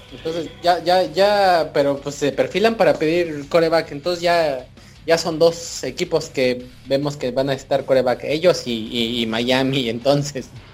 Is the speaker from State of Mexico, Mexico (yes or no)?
yes; Cuautitlán Izcalli, State of Mexico, Mexico; Miguel y yo somos oriundos de Cuautitlán Izcalli